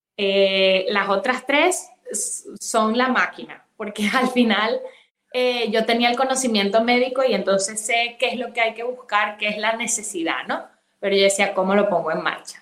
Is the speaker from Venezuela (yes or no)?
yes; Venezuela; moved away as an adult; also born or lived in Madrid, Spain; now in Spain; estudié la carrera de medicina en Venezuela, que es mi país de origen y luego vine aquí a hacer la especialización